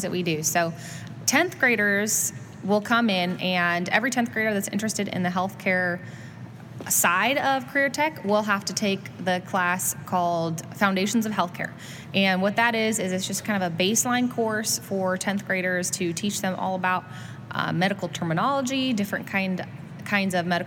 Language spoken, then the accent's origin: English; Southern California, United States; moved away as an adult; also born or lived in Eastern Washington / Auburn, Alabama; I grew up in California. I did most of my school down there in Southern California, right by Disneyland.